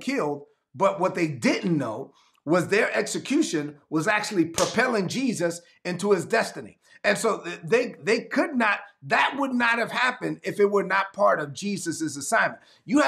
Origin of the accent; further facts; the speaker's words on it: New York City, New York, United States; I was born and raised in East New York, Brooklyn